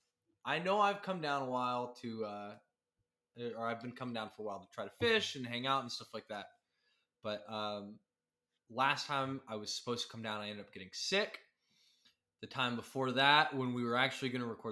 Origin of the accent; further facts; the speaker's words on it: Midland, Texas, United States; I grew up in Midland.